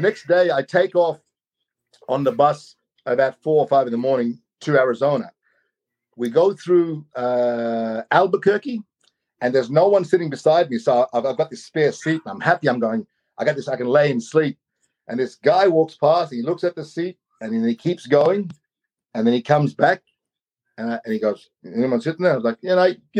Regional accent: Australia; I'm native. I'm Aboriginal from Australia.

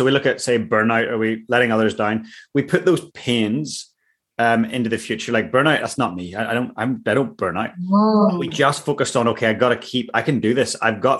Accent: Ireland; I loved alcohol. I'm Irish. It was great.

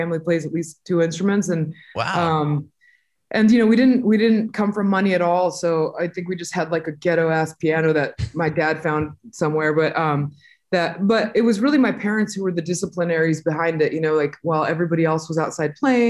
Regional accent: Southern California, United States; also born or lived in Montemorelos, Nuevo León, Mexico / Inland Empire, California / Los Angeles; we moved to America in the late '80s when I was about 5 or 6 years old, and I lived in Southern California, for most of my life.

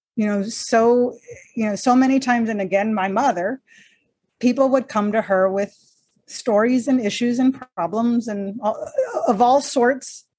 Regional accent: Texas-Mexico border, United States; I'm Mexican American. Grew up on the Texas Mexico border

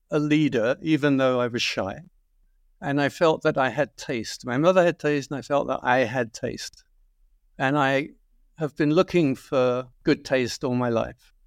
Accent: London, United Kingdom; Well, yes. Yes, West London. Uh, it was quite near Heathrow. It was a very quiet, sleepy town, to be quite frank.

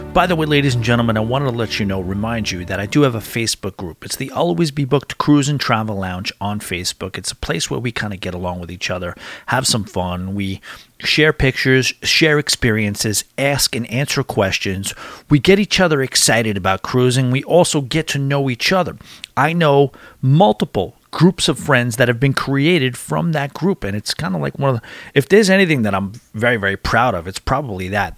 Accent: Long Island, New York, United States; I'm from Long Island.

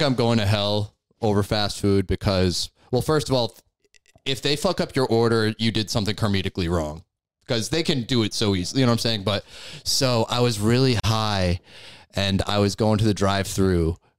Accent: New York, United States; New York is different, man. We grew up different up here.

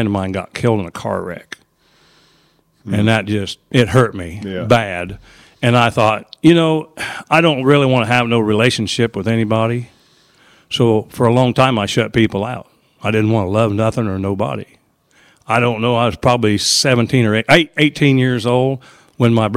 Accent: Charleston, Illinois, United States; I come from Charleston, Illinois

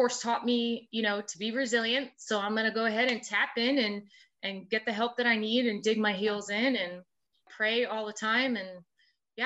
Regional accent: Rhode Island, United States; moved away as an adult; also born or lived in South Carolina; I'm from Rhode Island

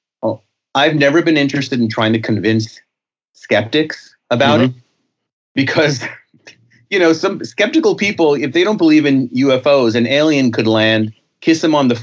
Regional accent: New York, United States; I was a very sensitive young boy growing up in the Bronx in New York.

